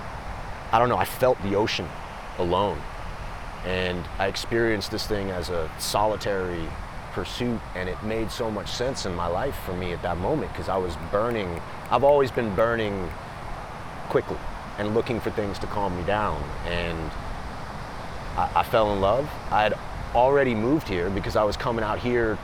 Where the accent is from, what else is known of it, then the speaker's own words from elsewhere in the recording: Los Angeles, California, United States; also born or lived in New York City; I was born in New York City. My parents were in the theater. My mom started working in Los Angeles when I was younger. So I went to high school in Los Angeles.